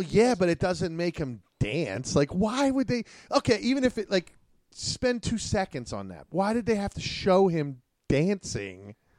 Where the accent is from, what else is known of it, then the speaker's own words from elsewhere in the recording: Pittsburgh, Pennsylvania, United States; We're from Pittsburgh, Pennsylvania